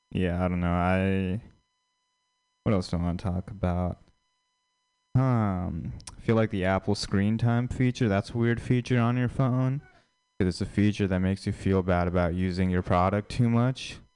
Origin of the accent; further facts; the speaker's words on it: India; yeah, I'm Indian, but I feel like I feel like Indian people they aren't seen as like traditionally attractive